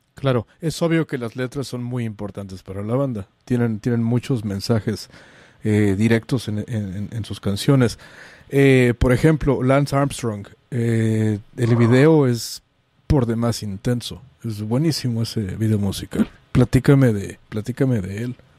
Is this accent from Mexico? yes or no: yes; Mexico; now in San Francisco, United States; como decimos en México